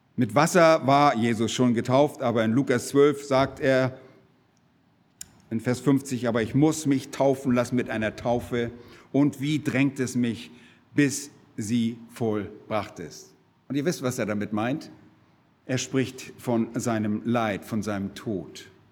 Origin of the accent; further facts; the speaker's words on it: Germany; bei uns in Deutschland